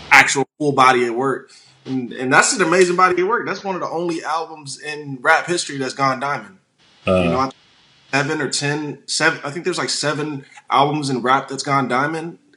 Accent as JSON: {"language": "English", "region": "Illinois", "country": "United States", "tie": "born there", "also_born_or_lived": "Hawaii / Washington / San Diego / St. Louis", "said": "I was born in Illinois. I moved to Hawaii. I moved to Washington State. I then moved to San Diego. I lived in St. Louis for a little bit."}